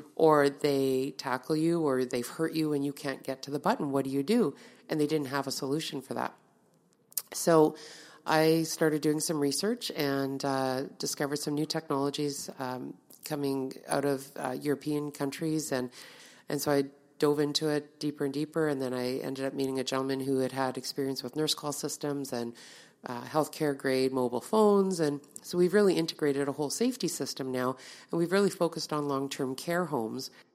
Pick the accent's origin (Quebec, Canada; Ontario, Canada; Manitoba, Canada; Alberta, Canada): Manitoba, Canada; Winnipeg; I grew up in Winnipeg, born and raised in Winnipeg